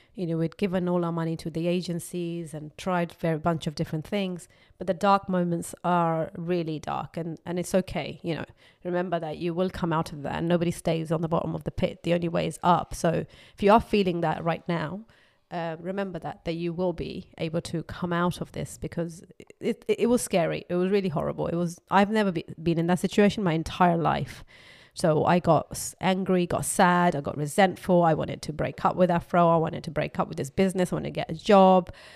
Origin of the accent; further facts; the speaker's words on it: Pakistan; moved away; I was brought up in Pakistan